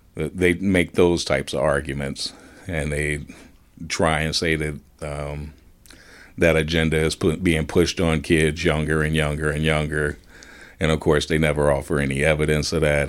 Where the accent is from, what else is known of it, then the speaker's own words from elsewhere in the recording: Gary, Indiana, United States; as a kid growing up in Gary